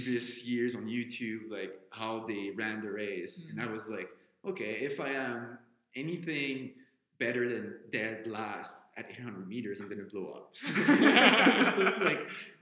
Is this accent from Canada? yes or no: yes; Quebec City, Quebec, Canada; my hometown of Quebec City